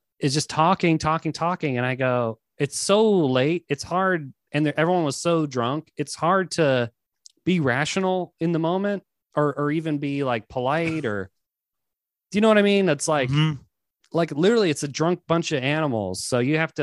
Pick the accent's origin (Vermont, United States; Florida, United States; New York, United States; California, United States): New York, United States; New York City; I'm from Queens too